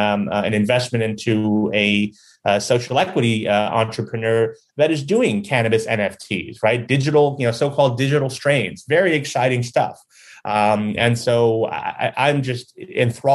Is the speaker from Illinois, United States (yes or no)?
yes; Chicago, Illinois, United States; being a Chicagoan